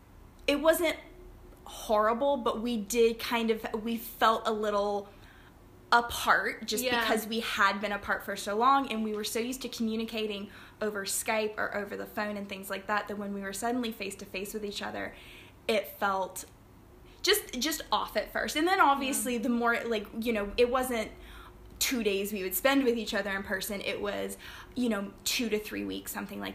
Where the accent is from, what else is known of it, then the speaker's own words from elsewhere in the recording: Flintstone, Georgia, United States; moved away as an adult; now in Barbados; I am originally from Flintstone, Georgia, close to Chattanooga, Tennessee. I'm in Barbados now. I've been here since October last year